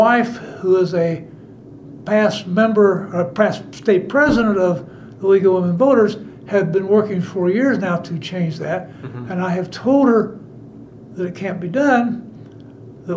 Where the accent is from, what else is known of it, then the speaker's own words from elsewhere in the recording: Logansport, Indiana, United States; I was born and raised in Logansport, which is a little farther north.